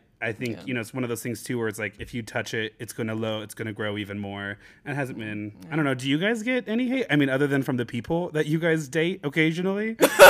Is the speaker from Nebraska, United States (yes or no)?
yes; Nebraska, United States; I'm unfortunately from Nebraska.